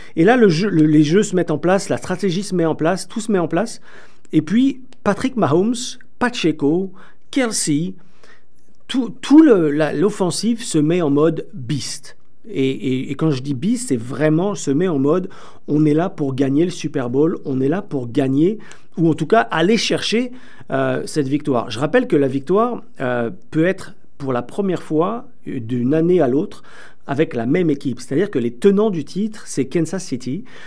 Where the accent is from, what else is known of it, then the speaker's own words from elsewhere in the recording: France; accent: French from France; moved away as an adult; now in Toronto, Canada; Vous l'entendrez peut-être un petit peu aussi avec mon accent, je suis aussi euh, français de France, bien que je suis au Canada depuis plus de 15 ans